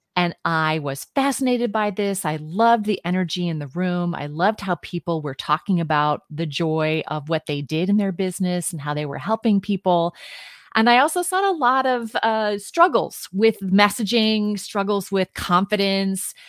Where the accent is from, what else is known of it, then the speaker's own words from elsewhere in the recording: Midwest, United States; moved away as an adult; also born or lived in New York City; now in Washington, D.C. area, United States; I was born and raised in the Midwest.